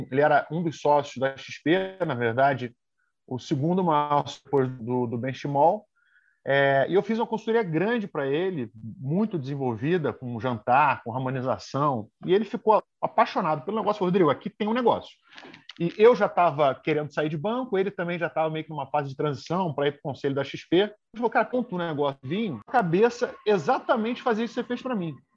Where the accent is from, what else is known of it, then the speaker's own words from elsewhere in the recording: Rio de Janeiro, Brazil; moved away as an adult; now in São Paulo, Brazil; comecei no Rio de Janeiro, eu sou do Rio, né? E aí, em 2009, vim aqui para São Paulo